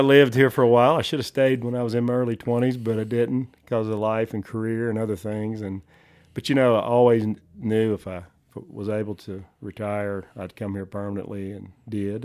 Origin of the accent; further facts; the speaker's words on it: the South, United States; moved away as an adult; now in Johnson County, Wyoming, United States; I was born and raised in the South